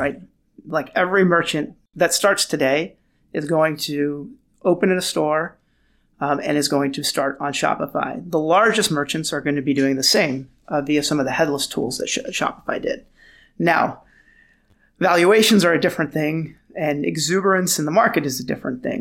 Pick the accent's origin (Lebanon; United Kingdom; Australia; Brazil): Lebanon; Beirut, Beirut Governorate; moved away; also born or lived in Los Angeles / San Francisco / New York; I was born in Beirut, Lebanon